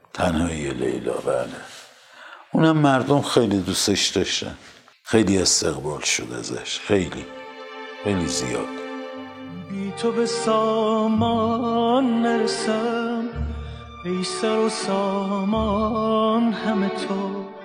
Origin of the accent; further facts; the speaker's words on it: Iran; منم به عنوان یک ایرانی